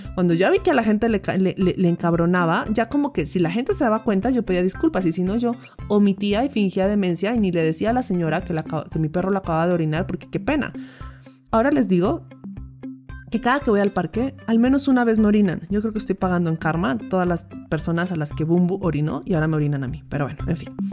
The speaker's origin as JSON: {"language": "Spanish", "town": "Pasto", "region": "Nariño", "country": "Colombia", "tie": "born or raised there", "said": "durante mi vida de pequeña en Pasto"}